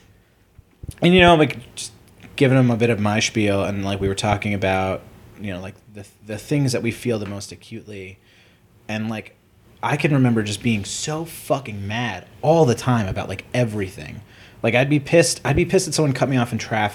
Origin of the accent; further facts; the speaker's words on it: New York, United States; I'm Jewish from New York.